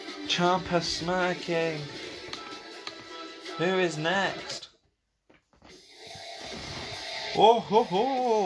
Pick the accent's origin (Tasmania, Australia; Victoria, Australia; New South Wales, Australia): Victoria, Australia; Melbourne; I am from Melbourne, Australia.